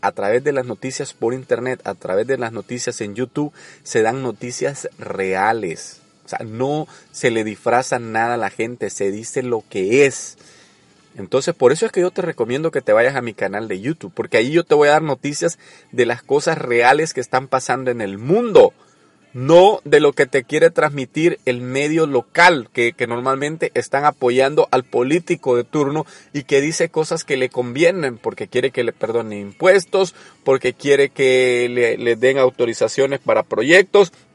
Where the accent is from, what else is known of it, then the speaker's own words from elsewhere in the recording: El Salvador; yo soy salvadoreño